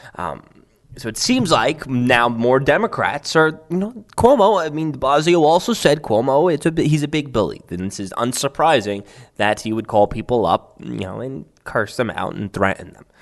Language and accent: English; New York City, New York, United States; my hometown of Staten Island